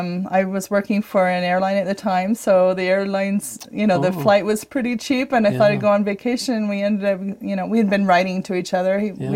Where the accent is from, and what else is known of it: Brigham City, Utah, United States; born or raised there; also born or lived in Pensacola, Florida